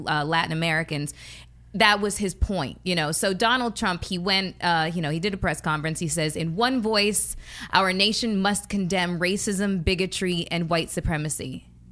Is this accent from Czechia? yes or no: no; Canada; I'm Canadian